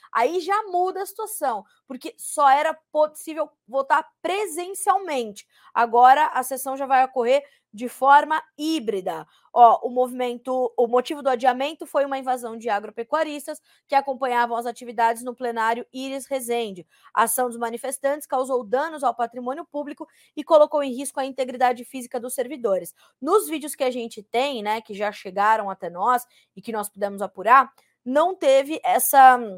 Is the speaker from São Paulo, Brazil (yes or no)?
yes; Mogi Guaçu, São Paulo, Brazil; eu cresci em Mogi Guaçu, minha cidade do coração. Eu sou nascida em São Paulo, sou paulistana, né, nascida na capital